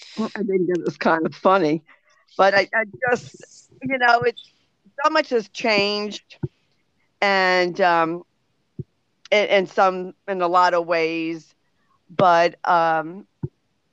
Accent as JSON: {"language": "English", "country": "United States", "tie": "born or raised there", "said": "I was born in America"}